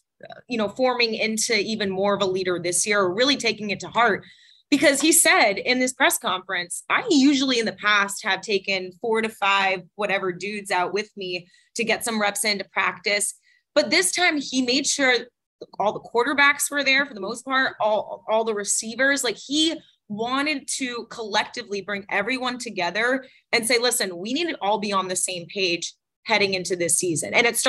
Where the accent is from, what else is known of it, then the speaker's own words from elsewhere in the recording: Boston, Massachusetts, United States; accent: Boston; I'm from Boston, so I don't know if my Boston accent comes out here